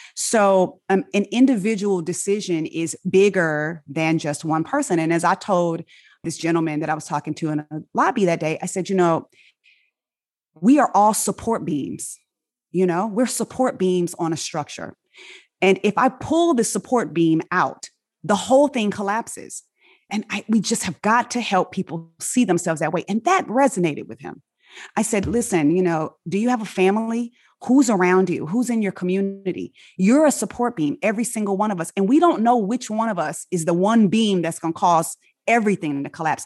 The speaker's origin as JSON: {"language": "English", "town": "Inglewood", "region": "California", "country": "United States", "tie": "born or raised there", "accent": "African-American vernacular", "first_language": "African-American Vernacular English", "moved": "yes", "said": "I grew up in Inglewood, California."}